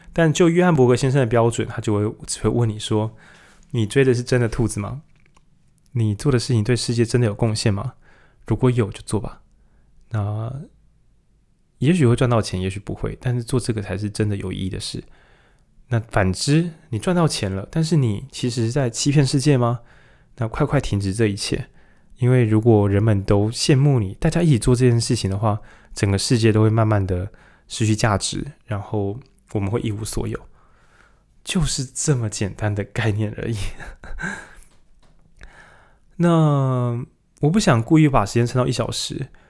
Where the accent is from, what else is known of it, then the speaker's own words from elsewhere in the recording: Lukang, Changhua County, Taiwan; 我从鹿港来